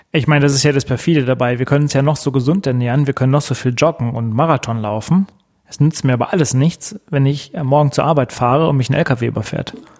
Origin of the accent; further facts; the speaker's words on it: Germany; hier bei uns in Deutschland